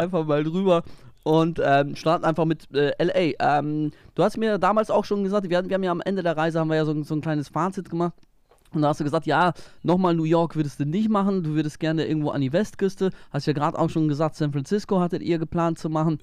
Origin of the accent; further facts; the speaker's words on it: Germany; moved away; von meiner Heimat, äh, von der Ostsee